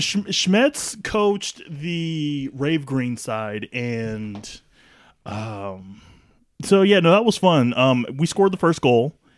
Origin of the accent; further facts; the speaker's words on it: Kansas, United States; moved away as an adult; also born or lived in Lawrence, Kansas / Manhattan, Kansas; now in Tacoma, United States; originally born and raised in Kansas